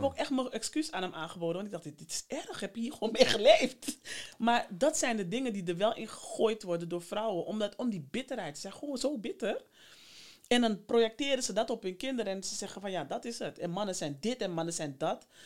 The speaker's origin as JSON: {"language": "Dutch", "town": "Amsterdam", "region": "North Holland", "country": "Netherlands", "tie": "born or raised there", "said": "Ik ben daar ook geboren. Nou. En opgegroeid, dus hier"}